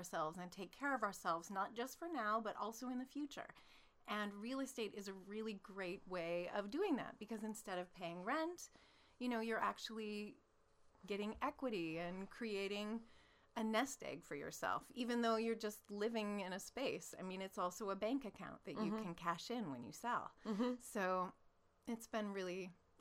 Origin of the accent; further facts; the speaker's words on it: Alaska, United States; I'm from Alaska and I'm really a radio announcer